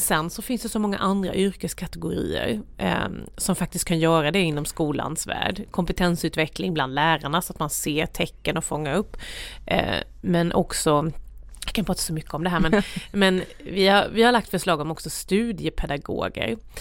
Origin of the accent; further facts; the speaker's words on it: Värnamo, Jönköping County, Sweden; där växte jag upp i ett myller av ta sig för saker